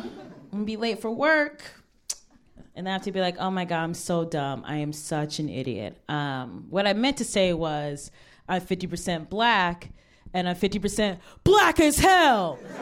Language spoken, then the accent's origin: English; Cleveland, Ohio, United States; now in Brooklyn, United States; Cleveland is my hometown